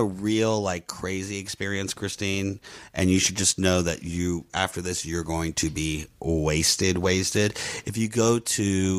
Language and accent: English; New Orleans, Louisiana, United States; I grew up in New Orleans